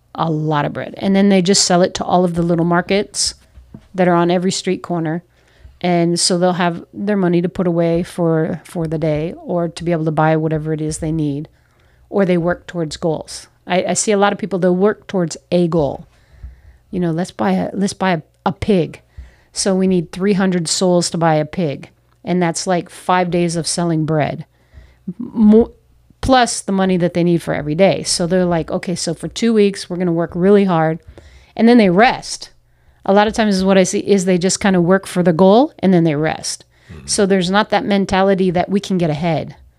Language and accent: English; United States; moved away as an adult; also born or lived in New York / Philadelphia; now in Peru; as American uh, North Americans